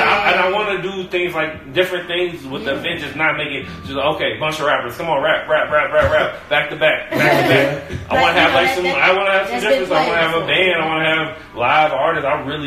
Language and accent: English; Chicago, Illinois, United States; I'm spoiled living here all my life. It's like a Chicago person